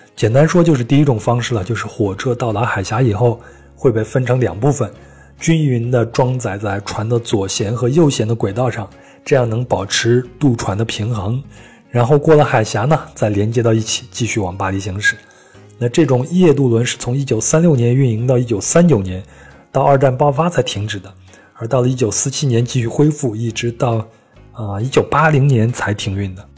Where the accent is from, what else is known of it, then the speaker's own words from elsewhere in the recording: China; 我们中国人